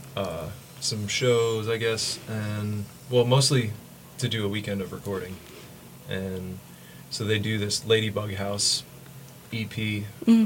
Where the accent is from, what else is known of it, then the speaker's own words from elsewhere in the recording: Ocean County, New Jersey, United States; we're from Ocean County.